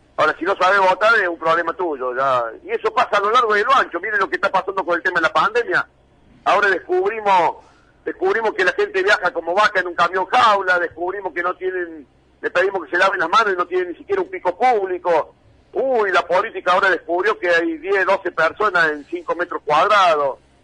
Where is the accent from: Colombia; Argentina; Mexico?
Argentina; somos los argentinos